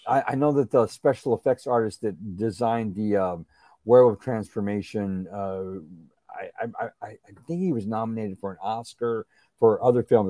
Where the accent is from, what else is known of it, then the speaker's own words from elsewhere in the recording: San Antonio, Texas, United States; San Antonio, I grew up in San Antonio, Texas